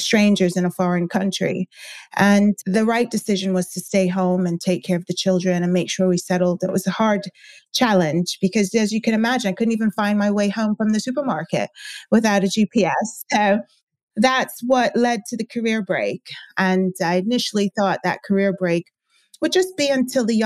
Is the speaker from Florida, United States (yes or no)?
yes; Florida, United States; moved away as an adult; also born or lived in New York; now in United Kingdom; I grew up in Florida and we moved to New York shortly after having our first 2 children